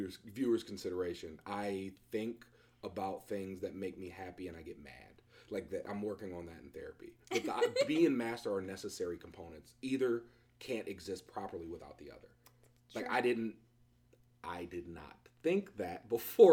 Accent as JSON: {"language": "English", "town": "Cleveland", "region": "Ohio", "country": "United States", "said": "I'm from Cleveland."}